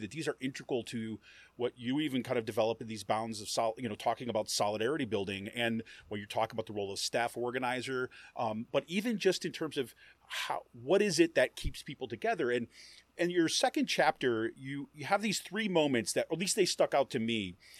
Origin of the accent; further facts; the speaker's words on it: Utica, New York, United States; I grew up in Utica, New York, and like kind of central New York